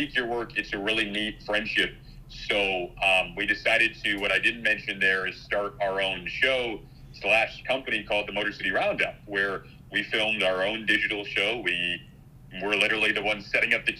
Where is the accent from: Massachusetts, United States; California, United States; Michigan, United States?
Michigan, United States; moved away as an adult; also born or lived in Detroit; now in Chicago, United States; growing up in Michigan